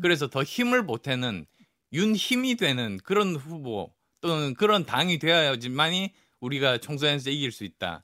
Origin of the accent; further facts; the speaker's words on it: PK, Busan-Gyeongnam, South Korea; moved away; also born or lived in Yeongju, North Gyeongsang (ancestral roots); 제 고향인 PK